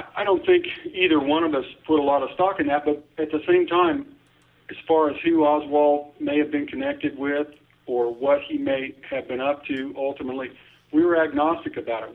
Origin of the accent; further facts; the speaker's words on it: Topeka, Kansas, United States; also born or lived in Washington D.C.; I was six years old, growing up in Topeka, Kansas